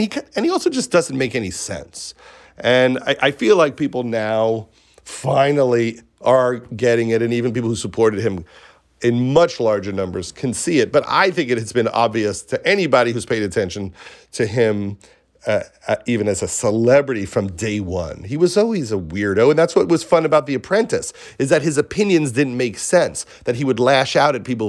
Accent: Syosset, New York, United States; I'm from Syosset, yeah.

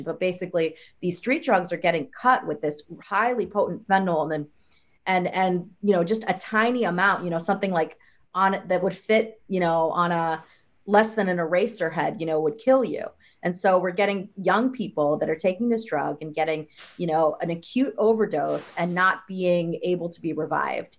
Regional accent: Ohio, United States; moved away; I'm from the Midwest. I'm actually from Ohio, and I have a lot of family members and friends at home

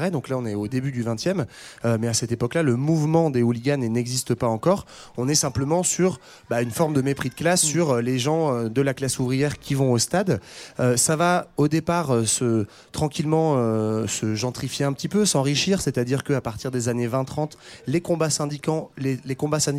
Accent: Netherlands; accent: Dutch; French is a second language; j'ai l'accent hollandais

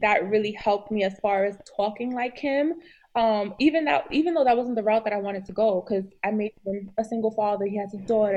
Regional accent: New York City, New York, United States; I'm from New York City

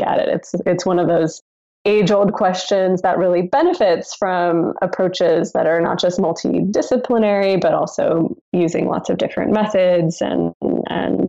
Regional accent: Southern California, United States; moved away as an adult; I grew up in Southern California where none of the buildings are older than about 50 years old.

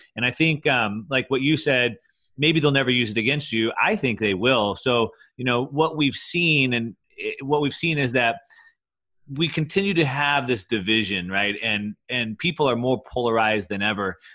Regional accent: Texas, United States; moved away; I grew up in Texas

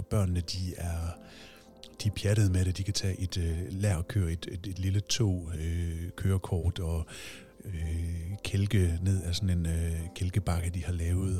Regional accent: Aabenraa, Southern Denmark, Denmark; moved away; Jeg er selv fra Åben Rå

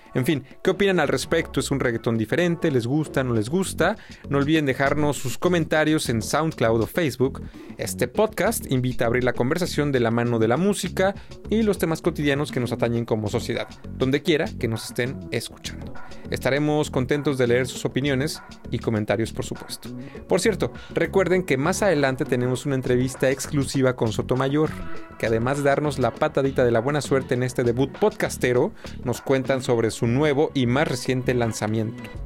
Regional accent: Mexico; now in Germany; Yo, mexicano, que vive en Alemania

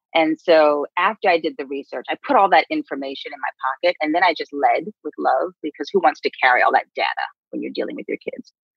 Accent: New York City, New York, United States; we grew up on the Upper West Side in um, a neighborhood where we were the only Black folks

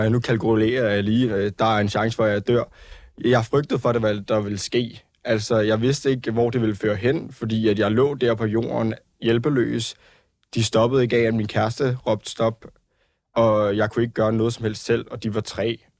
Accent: Ballerup, Capital Region of Denmark, Denmark; jeg var ude og drikke nogle øl med nogle venner, øh, og også min kæreste i min hjemby, Ballerup, hvor man tænker, at det er en hjemby

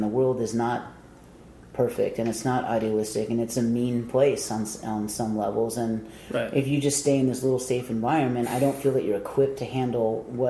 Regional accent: San Diego, California, United States; growing up in Southern California, especially San Diego, the shows were just always extremely mixed.

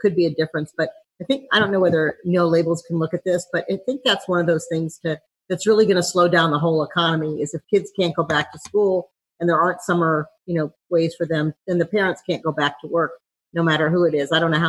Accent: St. Louis, Missouri, United States; Hi, I'm from St. Louis, sort of the heartland

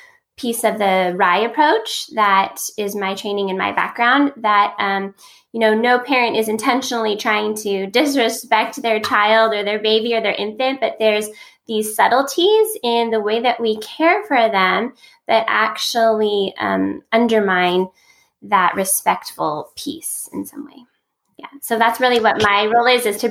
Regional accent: California, United States; I'm from California

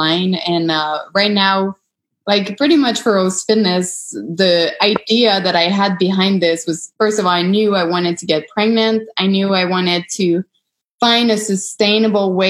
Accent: Canada; I'm Canadian

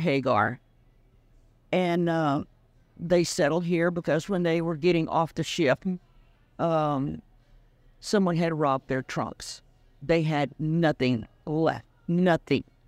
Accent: West, Texas, United States; born or raised there; English is a second language

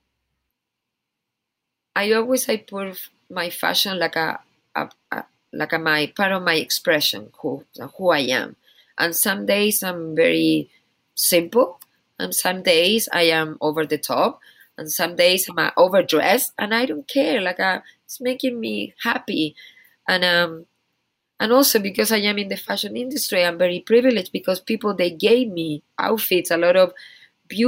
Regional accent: Chile; English is a second language; now in United States; I'm from Chile.

